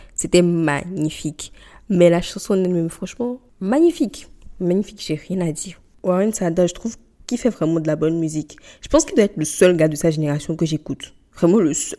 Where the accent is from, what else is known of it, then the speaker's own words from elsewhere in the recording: Benin; je suis béninoise, je parle du Bénin